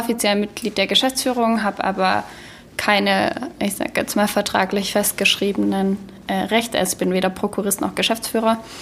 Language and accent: German; Baden-Württemberg, Germany; also born or lived in Stuttgart / Aalen; ich bin ja, wie gesagt, in Baden-Württemberg geboren und aufgewachsen